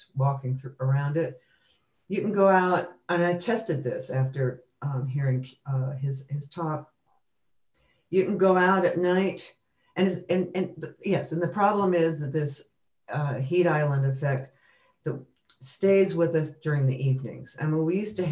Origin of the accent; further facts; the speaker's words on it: Tucson, Arizona, United States; moved away as an adult; also born or lived in San Francisco; I grew up in Tucson